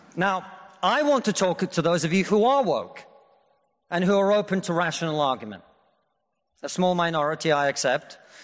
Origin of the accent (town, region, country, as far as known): Russia; now in United Kingdom